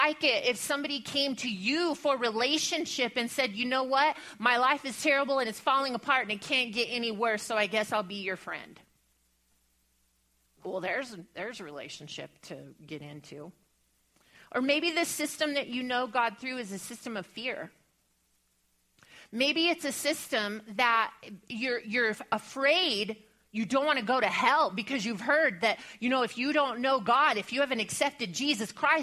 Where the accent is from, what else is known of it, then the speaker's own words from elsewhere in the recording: Bible Belt, the South, United States; growing up in the Bible Belt